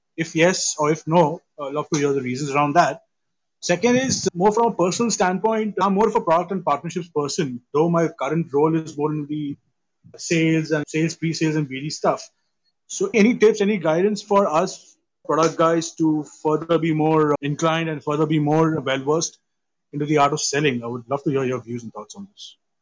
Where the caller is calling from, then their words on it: Mumbai, Maharashtra, India; I'm calling from Bombay.